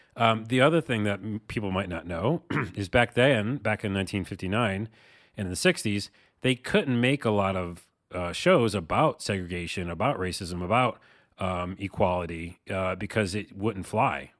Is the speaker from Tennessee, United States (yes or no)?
no; Syracuse, New York, United States; from my hometown of Syracuse, New York.